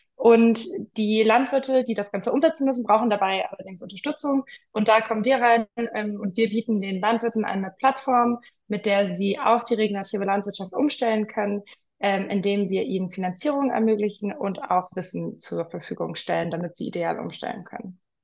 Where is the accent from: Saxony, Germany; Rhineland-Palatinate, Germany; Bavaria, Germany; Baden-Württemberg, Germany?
Bavaria, Germany; Munich; moved away as an adult; also born or lived in London; ich bin in München aufgewachsen